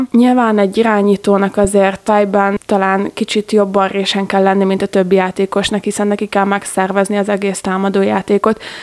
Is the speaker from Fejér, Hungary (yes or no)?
no; Gödöllő, Pest, Hungary; moved away as an adult; now in Dunajská Streda, Slovakia; Én Gödöllői vagyok, ami Dunaszádai testvérvárosa.